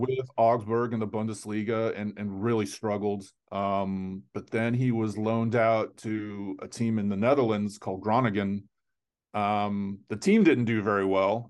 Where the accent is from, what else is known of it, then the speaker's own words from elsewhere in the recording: Fort Lauderdale, Florida, United States; I grew up in South Florida